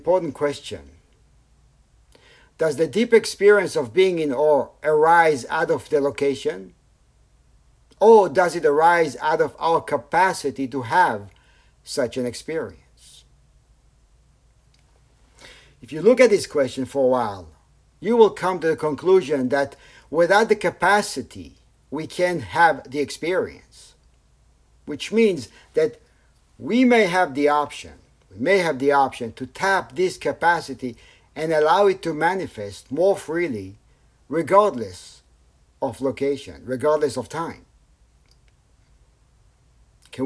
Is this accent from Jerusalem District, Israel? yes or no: no; Tel Aviv, Tel Aviv District, Israel; I grew up in Tel Aviv